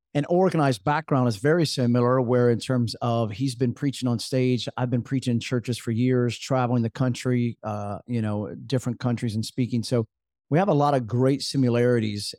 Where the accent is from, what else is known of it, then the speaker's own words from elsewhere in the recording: Jacksonville, North Carolina, United States; growing up in Jacksonville, North Carolina